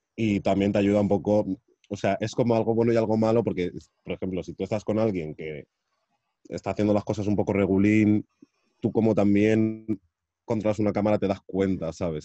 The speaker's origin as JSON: {"language": "Spanish", "town": "Madrid", "region": "Community of Madrid", "country": "Spain", "tie": "born or raised there", "said": "soy de Madrid de toda la vida"}